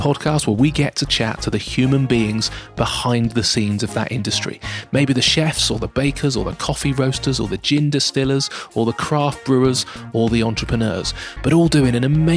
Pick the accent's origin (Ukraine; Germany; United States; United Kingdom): United Kingdom; Dorset, South West England; I'm from Dorset